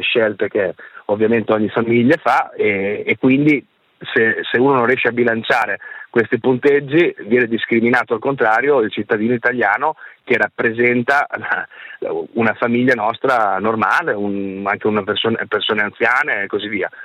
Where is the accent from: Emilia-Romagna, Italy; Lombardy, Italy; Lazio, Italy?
Emilia-Romagna, Italy; Ferrara; Vittorio Sgarbi, che è ferrarese come me